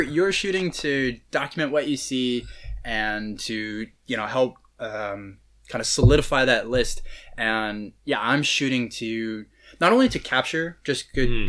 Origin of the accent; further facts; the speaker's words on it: California, United States; I grew up in California